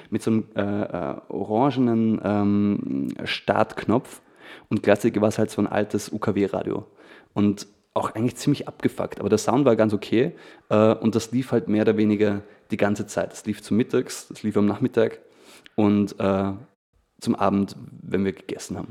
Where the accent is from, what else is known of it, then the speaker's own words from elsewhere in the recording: Feldkirch, Vorarlberg, Austria; ich komm aus Felkert. Das ist so ein, ähm, sage ich jetzt mal, so eine 20.000 Einwohnerstadt in, in Vorarlberg.